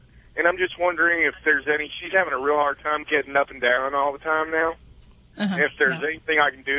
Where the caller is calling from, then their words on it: Mount Pleasant, Iowa, United States; Actually, Mount Pleasant, Iowa. I'm just pulling into a Walmart distribution center.